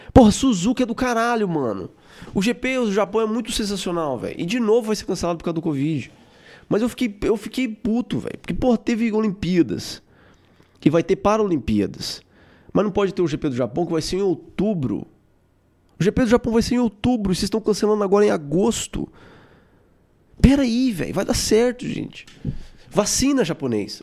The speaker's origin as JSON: {"language": "Portuguese", "country": "Brazil", "said": "eu sou brasileiro"}